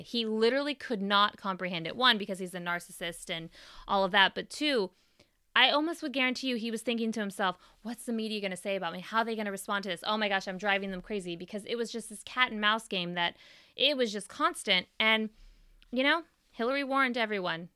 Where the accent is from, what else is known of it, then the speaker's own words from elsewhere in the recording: Bay Area, California, United States; I grew up in the Bay Area